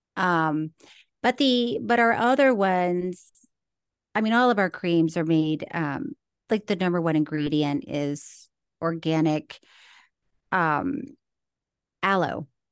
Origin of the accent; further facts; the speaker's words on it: Florida, United States; now in California, United States; I did grow up in Florida